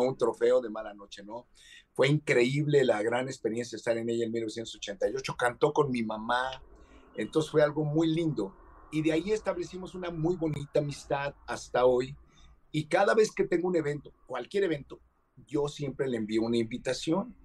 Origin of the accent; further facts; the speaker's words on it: Mexico; nosotros como mexicanos, los mexicanos